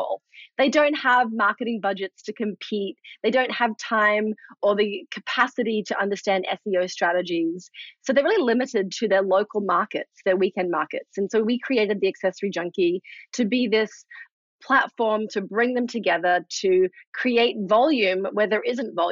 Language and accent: English; Australia; moved away; I'm from Australia originally.